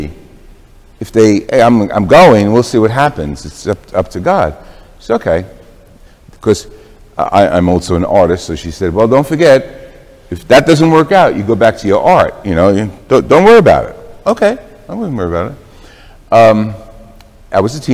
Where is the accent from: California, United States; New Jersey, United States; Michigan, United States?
New Jersey, United States; Jersey City; my growing up in Jersey City in an Italian household